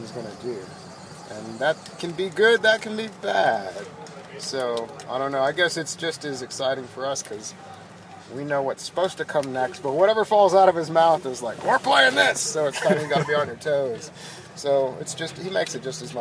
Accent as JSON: {"language": "English", "region": "Kansas", "country": "United States", "said": "I'm from Kansas"}